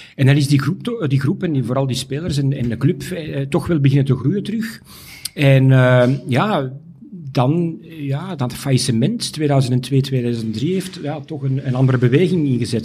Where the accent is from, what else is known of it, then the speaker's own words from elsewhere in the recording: Mechelen, Flanders, Belgium; als Mechelaar